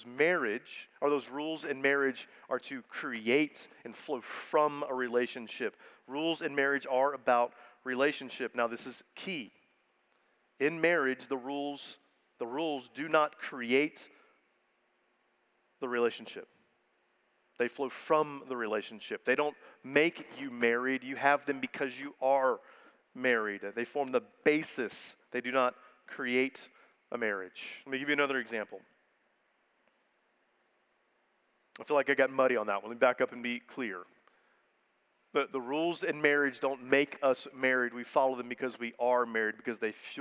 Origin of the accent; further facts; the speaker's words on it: Houston, Texas, United States; I'm from Houston. So as a good Houstonian, I was born and bred to hate all things Dallas